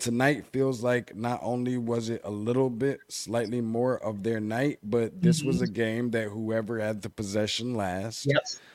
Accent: Michigan, United States; Being from Michigan

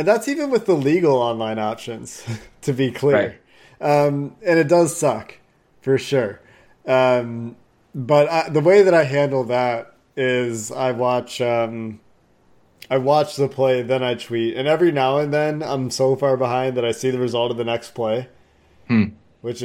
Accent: Chicago, Illinois, United States; born there; I was really into basketball as a kid, because I was born in Chicago, and my parents were Bulls fans

